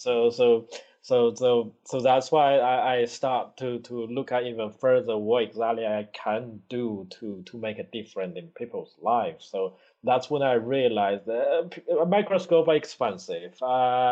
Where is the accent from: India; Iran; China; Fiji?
China; now in Newcastle, United Kingdom; I was little in China